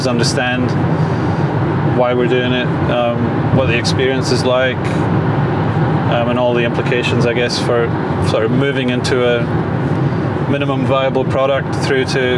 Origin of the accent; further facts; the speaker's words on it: Scotland, United Kingdom; I am from Scotland, and a bit of a cocktail mix actually